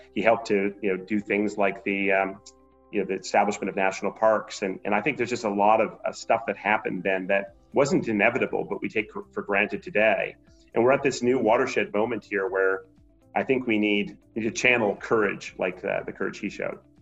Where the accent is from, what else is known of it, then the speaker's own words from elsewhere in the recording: Montreal, Quebec, Canada; now in Portland, United States; I grew up in Montreal